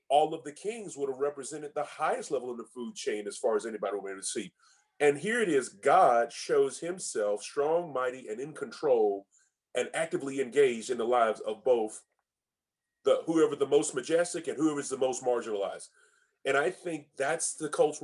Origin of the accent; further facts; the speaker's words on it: United States; for us as America, you know, as Americans, I think as American Christians